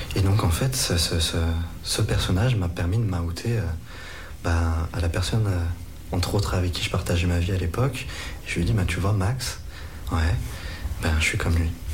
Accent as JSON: {"language": "French", "town": "Lyon", "region": "Auvergne-Rhône-Alpes", "country": "France", "said": "je suis lyonnais"}